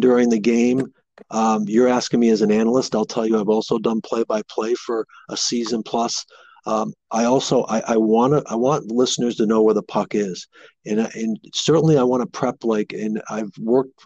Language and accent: English; the Northeast, New England, United States; I grew up here in the Northeast